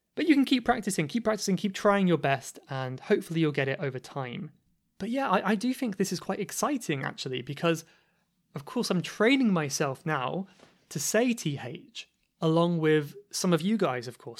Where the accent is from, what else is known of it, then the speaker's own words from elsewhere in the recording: Cornwall, South West England, United Kingdom; accent: Cornish; I don't know if this is a feature of the Cornish accent or not. I don't know if it is my accent